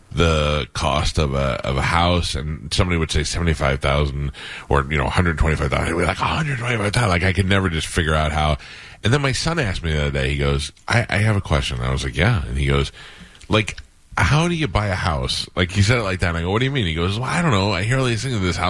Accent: New York, United States; born or raised there

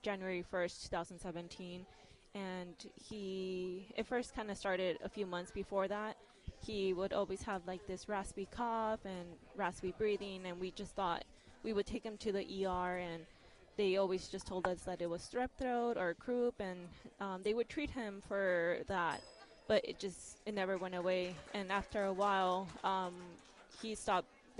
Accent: California, United States; moved away as an adult; now in Jacksonville, United States; We're originally from California

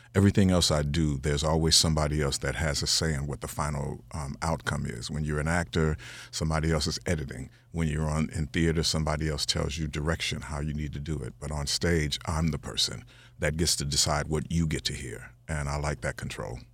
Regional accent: Chicago, Illinois, United States; I'm from Chicago

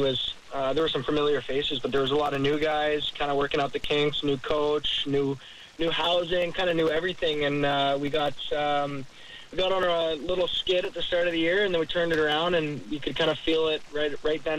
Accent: Canada; now in Jacksonville, United States; We're from Canada

